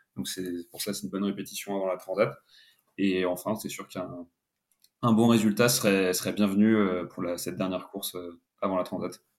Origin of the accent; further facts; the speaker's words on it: Paris, Île-de-France, France; je suis originaire de, de Paris